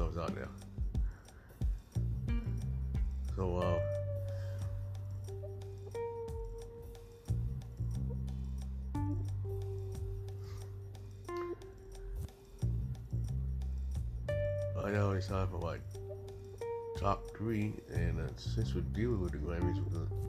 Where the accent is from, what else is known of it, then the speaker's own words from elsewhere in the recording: Georgia, United States; I'm here from Georgia